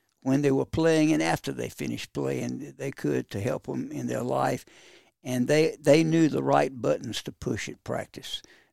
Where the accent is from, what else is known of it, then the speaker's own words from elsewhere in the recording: Kinston, North Carolina, United States; I'm very proud of my hometown